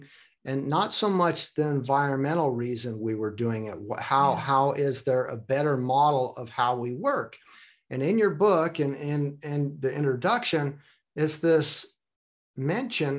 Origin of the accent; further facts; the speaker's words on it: United States; I am from the United States